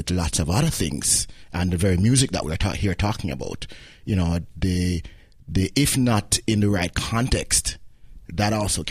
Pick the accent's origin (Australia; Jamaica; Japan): Jamaica; Kingston; where I grew up in Kingston, which is actually the capital, I also grew up in a big church in Kingston